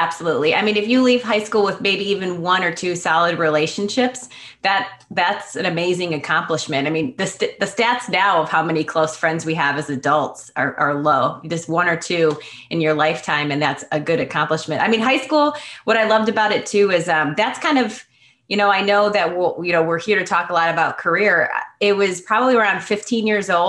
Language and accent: English; Schaumburg, Illinois, United States; I grew up in Schaumburg, which is a big suburb in Chicago